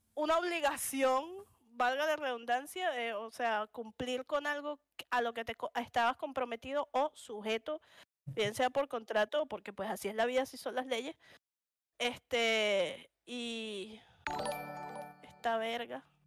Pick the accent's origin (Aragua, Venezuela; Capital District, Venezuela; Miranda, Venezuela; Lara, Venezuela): Capital District, Venezuela; Caracas; accent: caraqueño; moved away as an adult; also born or lived in Punto Fijo; soy de Caracas